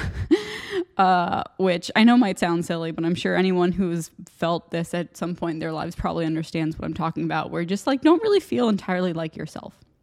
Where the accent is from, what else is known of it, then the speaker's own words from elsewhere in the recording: United States; accent: American; moved away as an adult; now in Ireland; my American accent